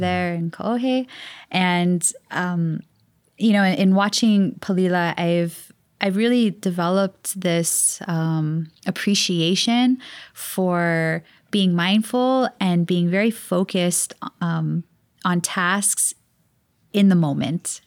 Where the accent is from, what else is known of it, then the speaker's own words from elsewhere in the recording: Hawaii, United States; growing up in Hawaii